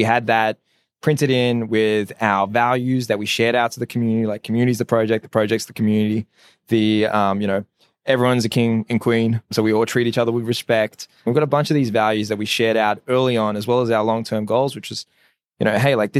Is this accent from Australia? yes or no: yes; Sydney, New South Wales, Australia; I was born and raised in Sydney. Ethnic background is Assyrian.